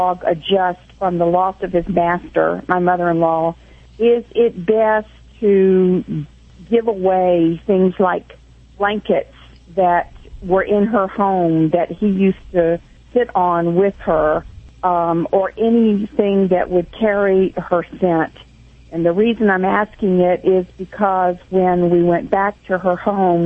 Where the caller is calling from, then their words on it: Dana Point, California, United States; I'm calling from Dana Point, California.